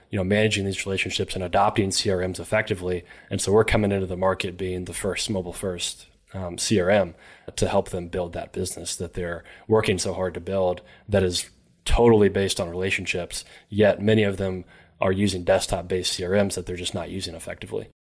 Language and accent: English; Elizabethtown, Kentucky, United States; from Elizabethtown, Kentucky